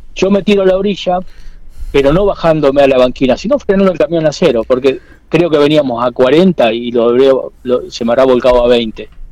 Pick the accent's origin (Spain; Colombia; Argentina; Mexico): Argentina; Quemú Quemú, La Pampa; now in Castex, Argentina; yo soy de Quemú Quemú y vivo en Castel